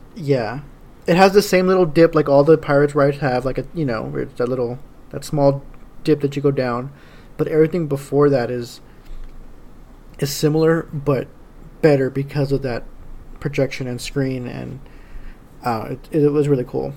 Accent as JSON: {"language": "English", "region": "Texas", "country": "United States", "said": "I was from Texas"}